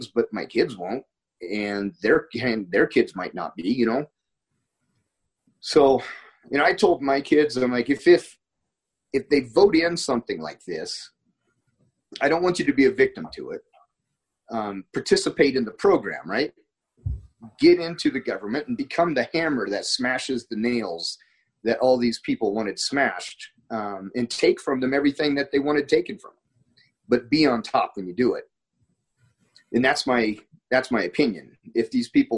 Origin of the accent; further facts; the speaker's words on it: Montana, United States; moved away; I'm from Montana